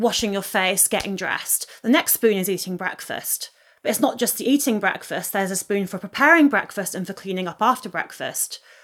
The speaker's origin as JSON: {"language": "English", "area": "Oxfordshire", "region": "South East England", "country": "United Kingdom", "tie": "born or raised there", "said": "I grew up in the countryside on the edge of Oxfordshire."}